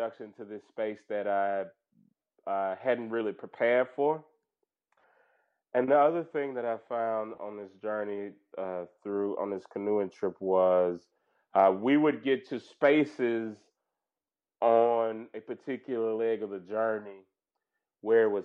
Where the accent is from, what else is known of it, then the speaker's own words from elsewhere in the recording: Mississippi, United States; moved away; also born or lived in Louisiana; I'm from Mississippi, as you might know, and I have grown up in what I think looks like a park.